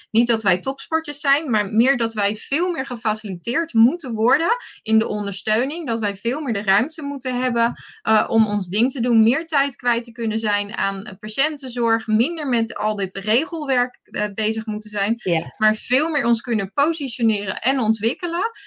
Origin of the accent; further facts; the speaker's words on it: Rotterdam area, South Holland, Netherlands; ik kom uit het Rotterdamse